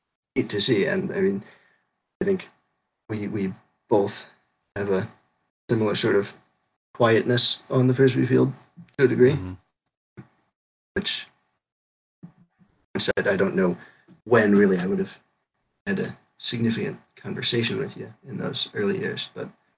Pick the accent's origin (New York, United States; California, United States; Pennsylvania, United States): Pennsylvania, United States; State College; I'm from State College